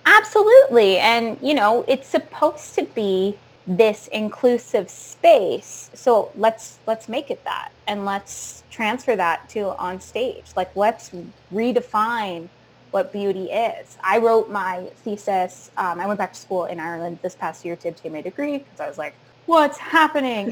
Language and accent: English; Sarnia, Ontario, Canada; now in Toronto, Canada; I grew up in Sarnia